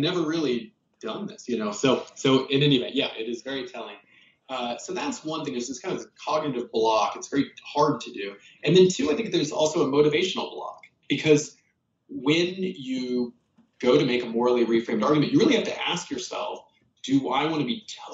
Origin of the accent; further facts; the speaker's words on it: Kansas, United States; moved away; also born or lived in South Carolina; I grew up in Kansas and South Carolina